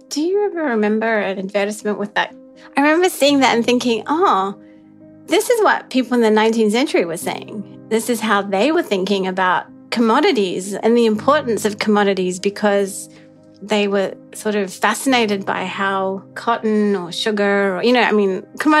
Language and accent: English; Australia; also born or lived in Sri Lanka / New Zealand; now in Princeton, United States; I'm from many places. I was born in Sri Lanka, grew up in Australia and New Zealand, and after a lot of travels have found my way to Princeton, New Jersey, where I teach at the university.